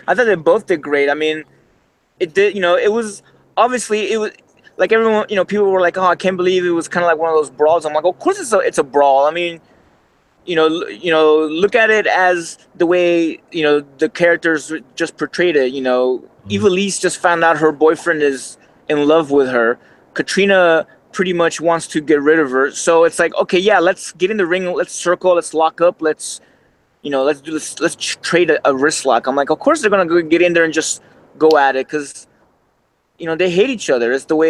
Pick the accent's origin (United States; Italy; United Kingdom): Italy; Sicily; born there; first language Italian; English is a second language; I was born in Sicily.